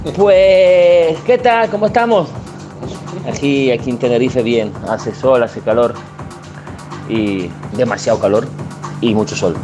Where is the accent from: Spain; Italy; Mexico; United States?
Italy; Spanish is a second language; nuestro país, en Italia